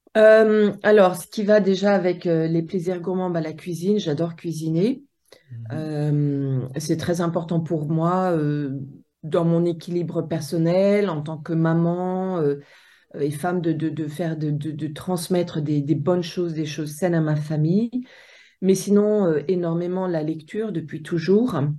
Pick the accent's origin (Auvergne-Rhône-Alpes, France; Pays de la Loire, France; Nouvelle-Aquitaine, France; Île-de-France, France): Auvergne-Rhône-Alpes, France; Haute-Savoie; moved away as an adult; je viens de Haute-Savoie et j'ai évolué entre le lac Léman